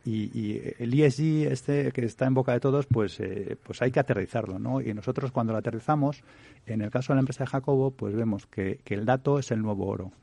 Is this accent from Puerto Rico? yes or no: no; Madrid, Community of Madrid, Spain; moved away as an adult; now in Switzerland; yo primero soy español, eh, de hecho muy madrileño, y, y, aunque llevo ya más de 10 años en Suiza